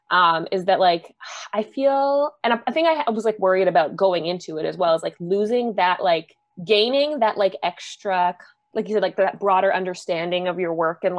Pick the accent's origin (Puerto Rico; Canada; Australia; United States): Canada; privilege being Canadian it's like astounding to me when I first